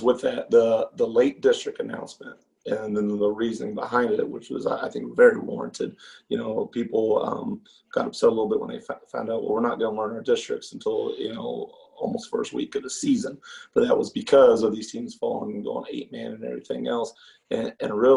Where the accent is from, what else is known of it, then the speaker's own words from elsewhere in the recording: Clinton, Missouri, United States; moved away as an adult; now in O'Fallon, United States; I'm from Clinton, Missouri, Truman Lake area